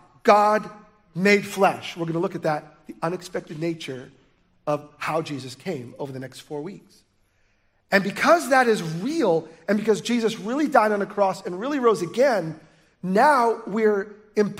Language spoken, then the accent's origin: English; United States; We're American